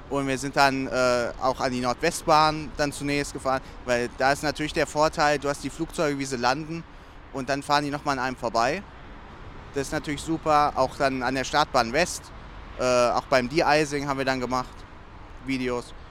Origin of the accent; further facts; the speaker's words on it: Dreieich, Hesse, Germany; wir kommen alle aus Dreieich. Das ist so 10 Kilometer ungefähr weg.